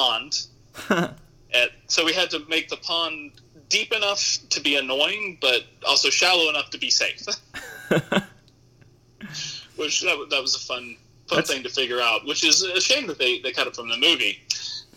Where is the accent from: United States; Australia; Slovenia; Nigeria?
United States; Georgia; moved away; I'm from Georgia originally, so I'm a Southern boy